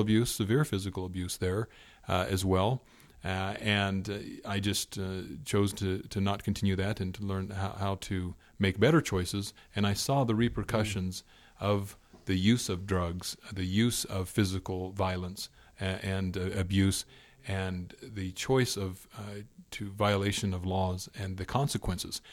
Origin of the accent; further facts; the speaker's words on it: Indiana, United States; growing up in Indiana, where I'm from